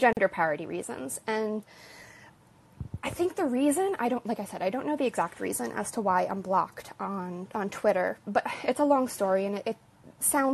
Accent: New Jersey, United States; I've outed myself as a New Jerseyan

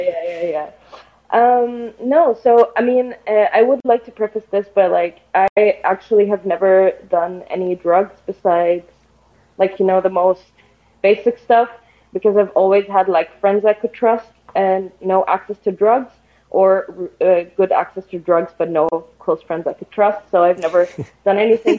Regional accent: Egypt; moved away as an adult; now in Vienna, Austria; I am calling actually from Vienna, uh, but I'm originally actually from Egypt. I am just here to do my master's

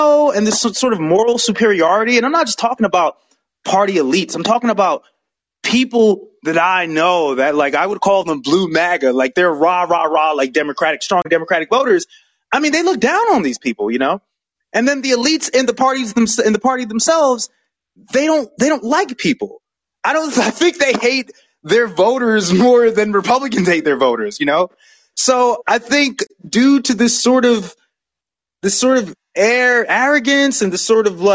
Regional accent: New York, United States; now in Georgia, United States; when I lived in the North, when I'm from New York, and before I came down here

